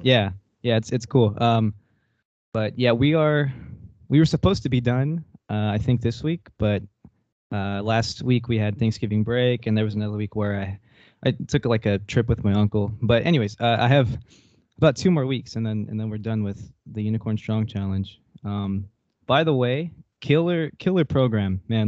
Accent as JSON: {"language": "English", "area": "near Corpus Christi", "region": "South Texas", "country": "United States", "tie": "born or raised there", "moved": "as an adult", "lives_now": "Denton, United States", "said": "I grew up in South Texas"}